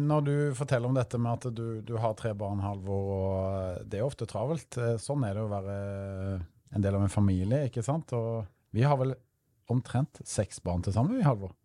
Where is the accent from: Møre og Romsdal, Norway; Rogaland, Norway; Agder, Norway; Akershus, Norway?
Rogaland, Norway; Stavanger; moved away; når jeg er hjemme i Stavanger